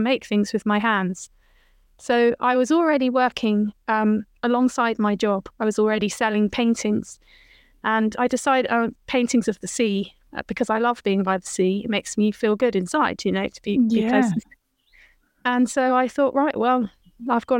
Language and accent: English; Bath, South West England, United Kingdom; I'm a West Country girl. I grew up in Roman and Georgian Bath